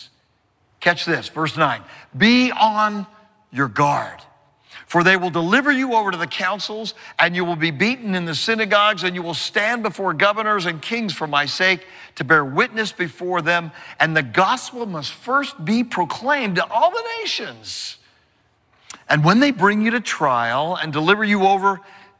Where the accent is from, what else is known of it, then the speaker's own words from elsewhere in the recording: California, United States; I'm from California, and I've seen many earthquakes